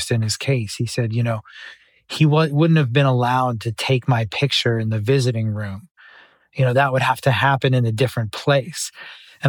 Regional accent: Boston, Massachusetts, United States; growing up in Boston

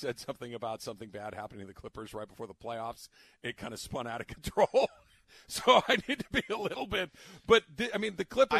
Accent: Arcadia, California, United States; In Arcadia, in a neighborhood that's called the Lower Rancho. It's immediately south of Colorado Boulevard, just west of Baldwin. Directly behind the Arboretum.

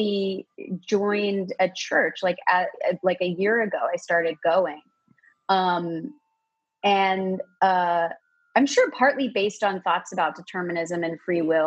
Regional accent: Toronto, Ontario, Canada; I'm from Toronto.

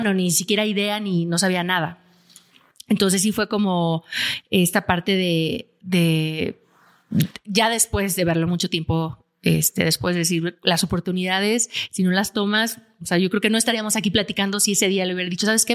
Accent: Aguascalientes, Mexico; Yo soy de Aguascalientes, donde no hay montañas.

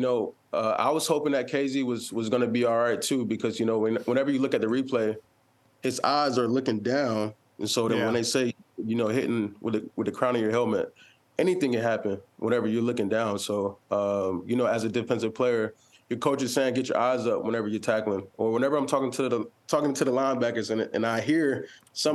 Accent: Georgia, United States; moved away; I'm from Georgia

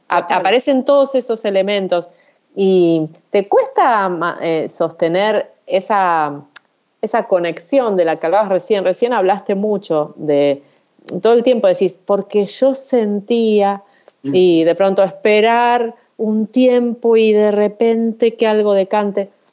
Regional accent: Santa Fe, Argentina; soy de Santa Fe, que es el lugar donde nací

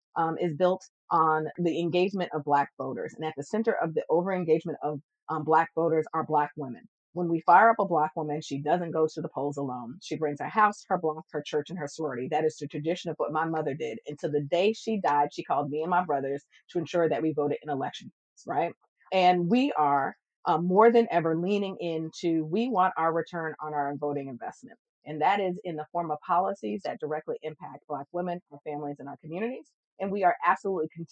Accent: Connecticut, United States; we grew up in Connecticut

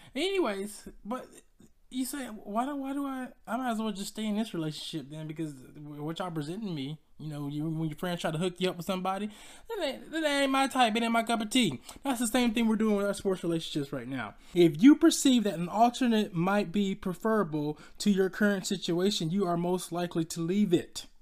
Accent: Decatur, Georgia, United States; I'm from Atlanta, Georgia. You know, the sub, suburbs of Decatur, Georgia, to be exact

